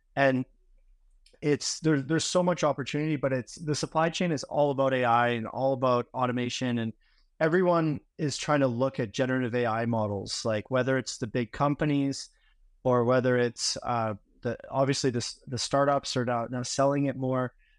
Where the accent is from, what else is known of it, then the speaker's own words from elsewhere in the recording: Vancouver, British Columbia, Canada; moved away as an adult; I'm originally from Vancouver, Canada